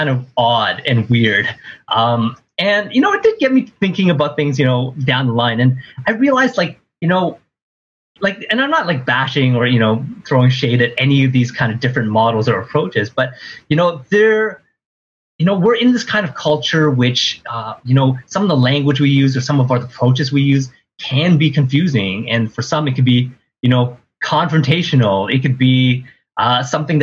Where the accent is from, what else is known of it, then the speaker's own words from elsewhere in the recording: Ottawa, Ontario, Canada; moved away; I grew up in Ottawa. I'm in Ottawa right now visiting my parents.